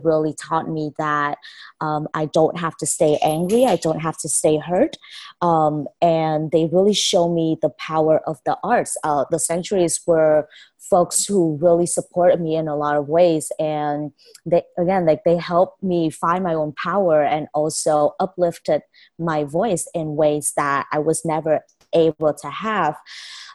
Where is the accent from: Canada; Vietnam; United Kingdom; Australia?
Vietnam; moved away as an adult; now in United States; I was born and raised in Vietnam for 18 years. I only recently came to the States in 2014